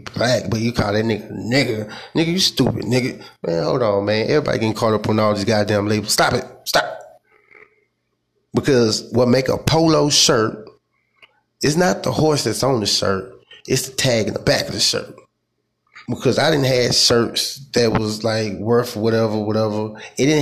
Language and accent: English; United States; I'm African American